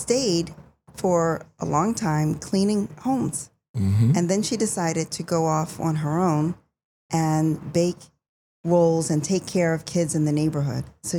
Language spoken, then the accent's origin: English; Philadelphia, Pennsylvania, United States; I was raised in Philadelphia, but I frequented New Jersey in Roselle, New Jersey.